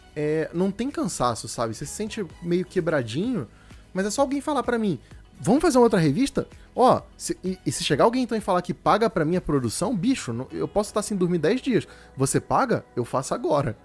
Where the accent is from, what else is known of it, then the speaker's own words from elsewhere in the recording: Rio de Janeiro, Brazil; now in São Paulo, Brazil; Quando eu mudei para São Paulo, eu sou do Rio de Janeiro